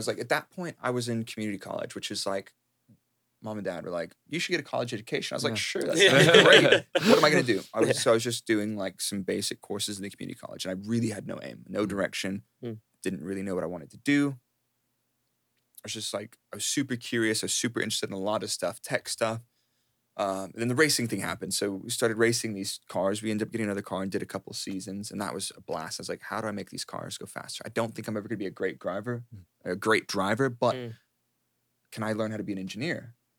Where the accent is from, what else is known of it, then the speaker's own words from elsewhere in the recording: Dallas, Texas, United States; moved away as an adult; now in United Kingdom; I grew up in Texas, in mm-hmm. Dallas, mm-hmm. and I didn't leave Dallas until I moved to the UK in 2010.